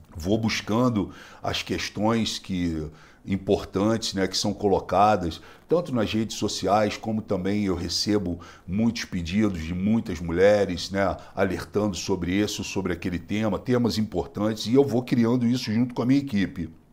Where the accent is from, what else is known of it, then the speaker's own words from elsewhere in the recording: Rio de Janeiro, Brazil; now in Cotia, Brazil; eu sou carioca